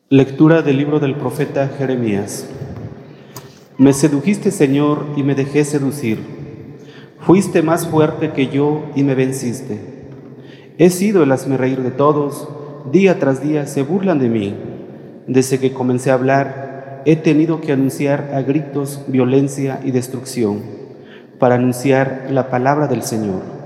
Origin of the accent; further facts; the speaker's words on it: Mexticacán, Jalisco, Mexico; moved away; a mi pueblo, Mesticacán